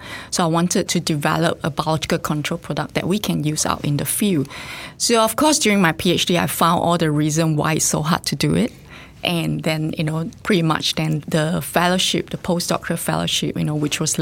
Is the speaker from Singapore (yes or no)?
yes; Singapore; now in Australia; So I actually grew up in Singapore and I did part of my studies in Singapore